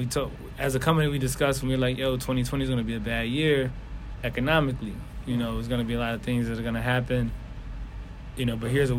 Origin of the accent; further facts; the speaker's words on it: Philadelphia, Pennsylvania, United States; I'm from North Philly, so nowhere in Philly take me more than 10, 15 minutes.